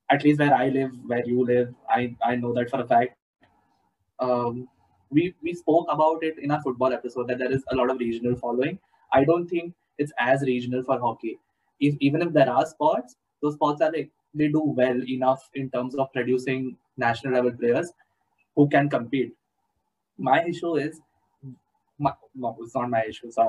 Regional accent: India; The closest I've been to hockey is seeing kids from another school with the hockey kit. That's about it. My school had nothing to do with the sport, unfortunately enough.

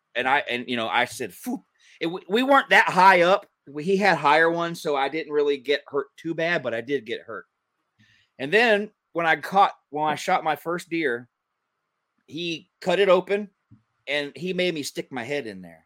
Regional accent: Kennesaw, Georgia, United States; accent: southern; where I grew up in Kennesaw, where I was living and went to school

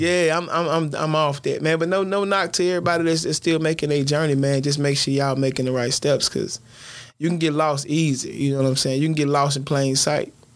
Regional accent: Louisiana, United States; I'm from Stony Hill

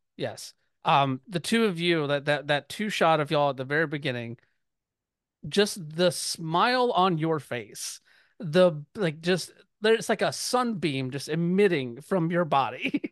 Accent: Georgia, United States; I grew up in Georgia

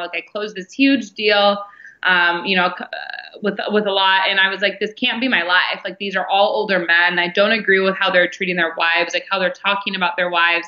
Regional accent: Detroit, Michigan, United States; I was born in Detroit, Michigan, and had super normal upbringing

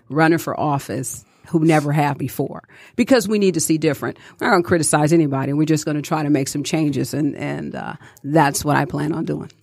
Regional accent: Detroit, Michigan, United States; growing up in Detroit, I watched my grandmother

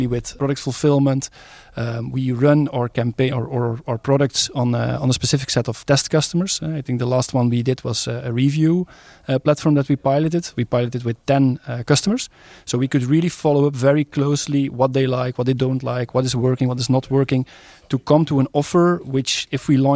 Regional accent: Netherlands; now in Stabroek, Belgium; I'm Dutch by nationality

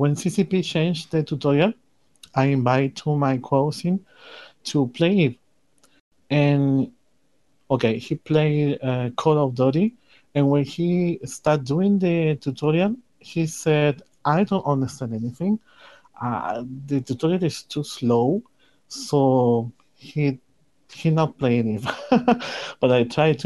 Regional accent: Chile; first language Spanish; English is a second language; My first language is Spanish. I'm from Chile.

